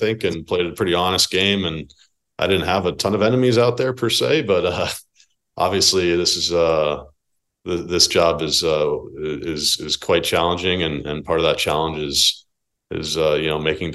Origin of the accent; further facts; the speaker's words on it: New Jersey, United States; I grew up in New Jersey